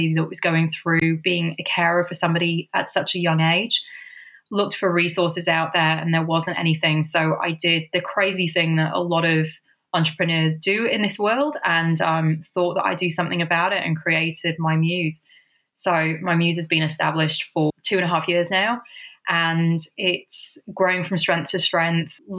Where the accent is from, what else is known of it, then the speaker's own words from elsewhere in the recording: United Kingdom; moved away as an adult; also born or lived in Sydney, Australia; I have been originally from the UK